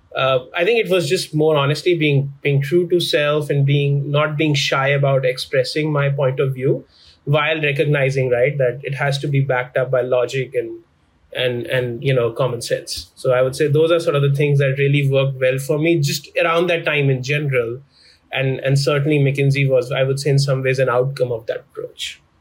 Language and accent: English; New Delhi, Delhi, India; moved away as an adult; now in Chicago, United States; I was born and raised in New Delhi, in India.